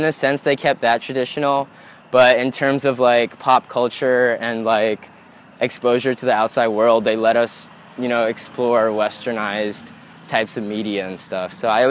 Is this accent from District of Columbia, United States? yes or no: yes; Washington, District of Columbia, United States; born there; also born or lived in Indonesia / Philippines; Yeah, I was born in Washington, D.C., but I moved around a bunch because of my dad's job. So I've also lived in Indonesia and the Philippines as well.